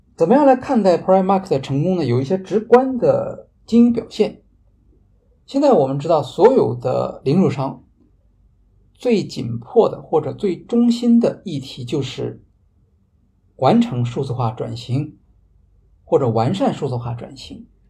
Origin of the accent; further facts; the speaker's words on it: China; 我们中国人